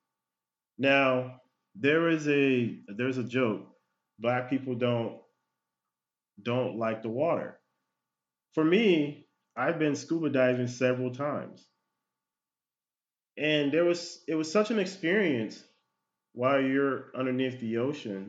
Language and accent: English; United States; I was born here in the United States.